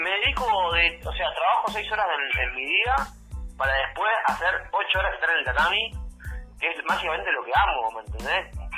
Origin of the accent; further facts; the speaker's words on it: Berisso, Buenos Aires Province, Argentina; soy de Berizo.